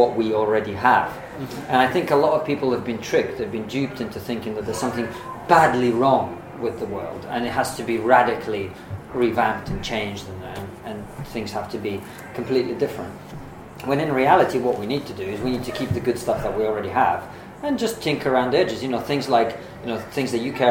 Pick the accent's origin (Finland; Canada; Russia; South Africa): Russia; now in United Kingdom; I come from Russia, right? I'm an immigrant here